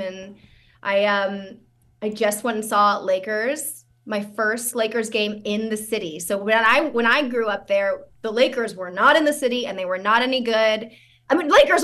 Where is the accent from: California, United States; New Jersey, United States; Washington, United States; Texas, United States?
California, United States; San Francisco; I'm from San Francisco, but I grew up in the Richmond district.